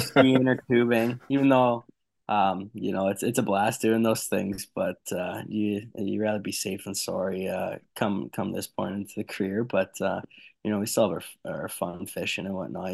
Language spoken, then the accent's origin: English; Canada; being a Canadian boy